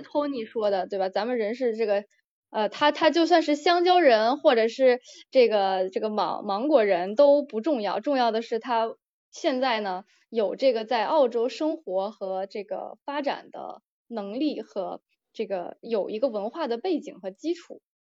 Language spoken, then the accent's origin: Chinese; Beijing, China; moved away as an adult; now in Australia; 我在北京出生长大的